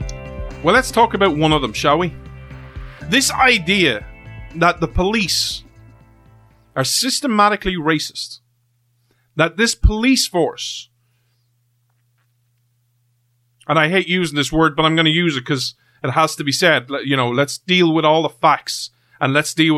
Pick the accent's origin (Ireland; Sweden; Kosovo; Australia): Ireland; I'm from Ireland